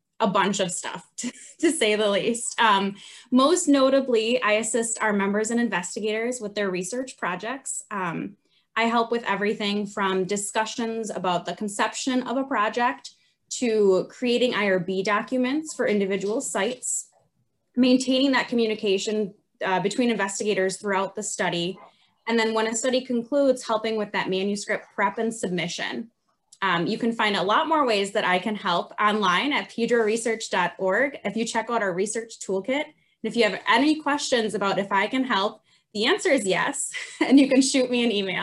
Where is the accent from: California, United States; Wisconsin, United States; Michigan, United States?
Wisconsin, United States; I was born and raised right here in Wisconsin